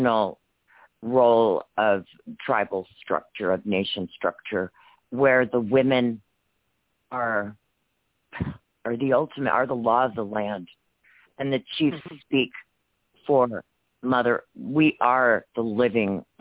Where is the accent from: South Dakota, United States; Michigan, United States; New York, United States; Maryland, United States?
South Dakota, United States; Wounded Knee; I'm from Wounded Knee